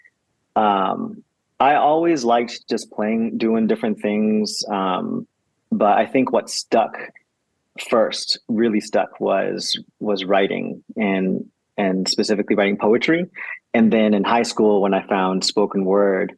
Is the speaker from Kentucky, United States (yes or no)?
no; the Bay Area, California, United States; now in Los Angeles, United States; I grew up in the Bay in California